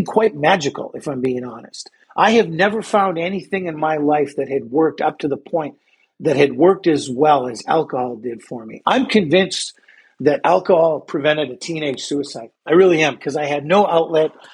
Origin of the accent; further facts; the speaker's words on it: North Dakota, United States; I grew up in North Dakota. Up here, there's not a lot to do.